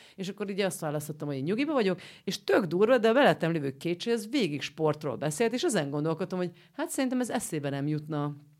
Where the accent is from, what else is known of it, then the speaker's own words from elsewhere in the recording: Romania; now in Budapest, Hungary; én Romániából Budára jutottam el szülni